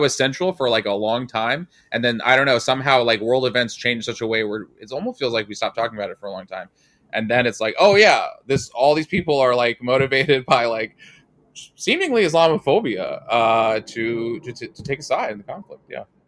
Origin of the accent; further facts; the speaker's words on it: New York City, New York, United States; I'm from the Northeast. I'm from New York City